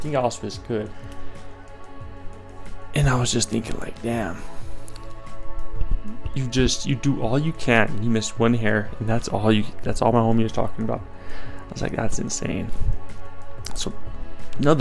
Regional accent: Colorado, United States; I'm from Colorado

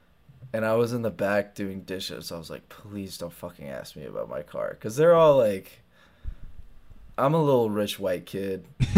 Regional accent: United Kingdom; We're quite posh. And British. I'm British, technically.

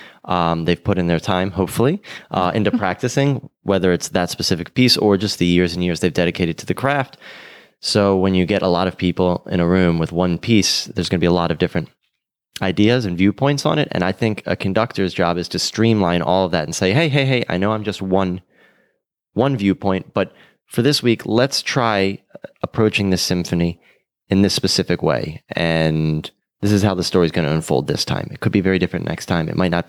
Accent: Baltimore, Maryland, United States; moved away as an adult; also born or lived in San Francisco; now in Miami Beach, United States; Before this, I was in San Francisco, but originally a Baltimore boy.

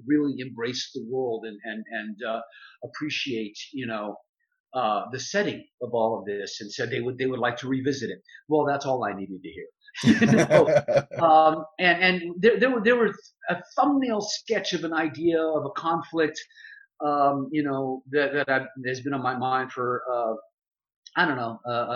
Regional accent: Texas, United States; When I was about 13 years old, growing up in Texas

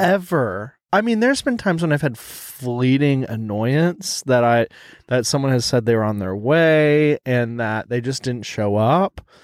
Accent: Texas, United States; accent: American; I'm from Texas.

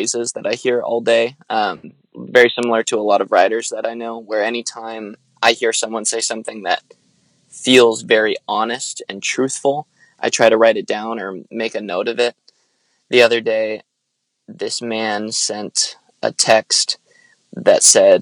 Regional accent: Lancaster, California, United States; moved away as an adult; now in Santa Barbara, United States; I'm originally from Lancaster, California. It's like an hour north

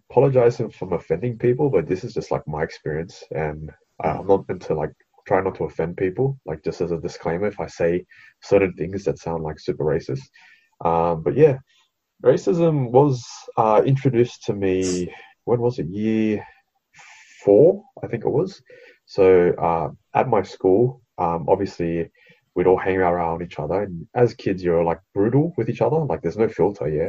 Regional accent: Australia; I was born in Australia, so I'm an Australian citizen

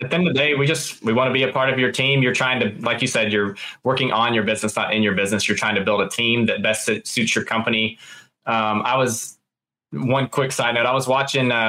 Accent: Alabama, United States; also born or lived in Florida; I'm from Alabama.

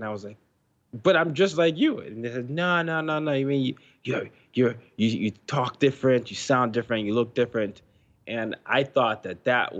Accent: Nigeria; now in United States; And then I moved to United States and people didn't believe I came from Nigeria because they had a one-note view of that.

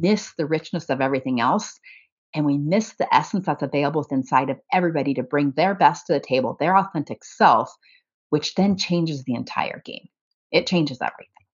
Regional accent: about two hours north of Indianapolis, United States; my hometown

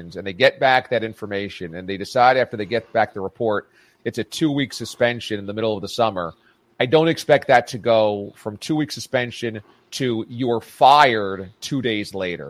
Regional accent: Orange County, Hudson Valley, New York, United States; I grew up in Orange County, New York, in the Hudson Valley

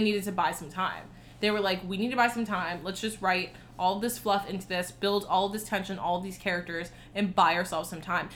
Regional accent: South Florida, United States; I'm from South Florida

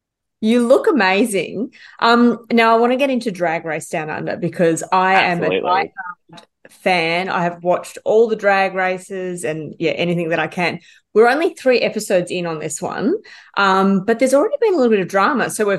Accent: Ballarat, Victoria, Australia; she's from my hometown.

